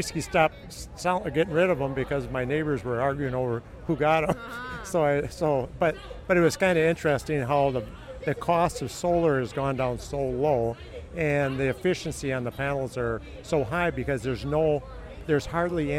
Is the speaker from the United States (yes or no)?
yes; Rochester, Minnesota, United States; I'm from Rochester originally